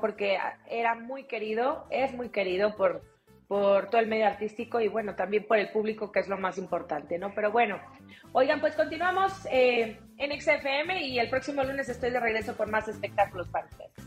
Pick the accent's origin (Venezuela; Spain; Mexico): Mexico